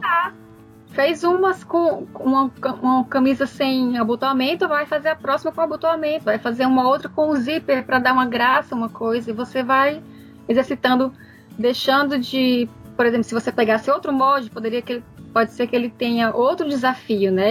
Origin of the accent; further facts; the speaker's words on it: Fortaleza, Ceará, Brazil; now in Netherlands; eu sou de Fortaleza